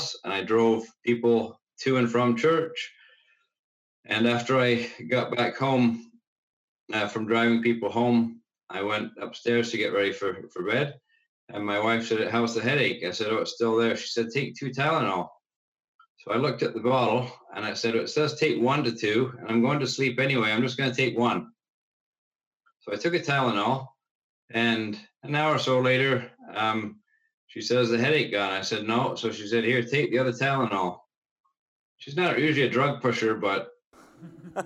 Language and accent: English; Burlington, Ontario, Canada; born or raised there; also born or lived in England / Cambridge, Ontario